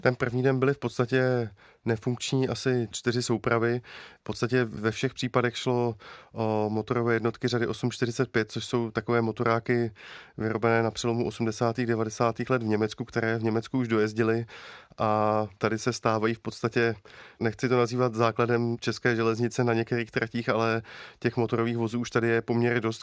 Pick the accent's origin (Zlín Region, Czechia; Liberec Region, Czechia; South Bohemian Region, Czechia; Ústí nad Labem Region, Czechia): Liberec Region, Czechia; Liberec; jsem z Liberce